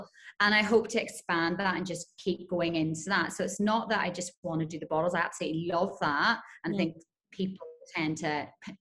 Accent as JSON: {"language": "English", "town": "Belfast", "region": "Northern Ireland", "country": "United Kingdom", "tie": "born or raised there", "also_born_or_lived": "Glasgow", "moved": "as an adult", "lives_now": "Dubai, United Arab Emirates", "said": "Grew up in Belfast, in Northern Ireland."}